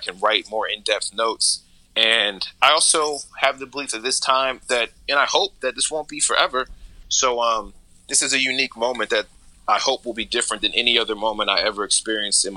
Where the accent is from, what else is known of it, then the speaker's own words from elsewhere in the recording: New Jersey, United States; now in Brooklyn, United States; I'm from Jersey originally, so I'm not from a busy environment